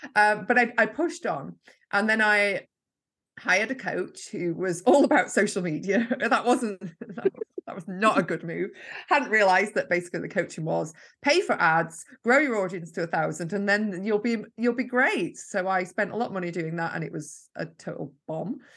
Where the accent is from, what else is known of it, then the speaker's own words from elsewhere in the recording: Yorkshire and the Humber, United Kingdom; now in Lancashire, United Kingdom; I'm originally from Yorkshire and I live in Lancashire.